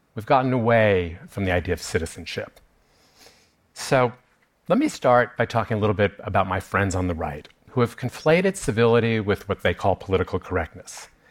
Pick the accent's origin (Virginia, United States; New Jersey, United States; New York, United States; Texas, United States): New York, United States; I grew up here in New York, I went to high school not that far from here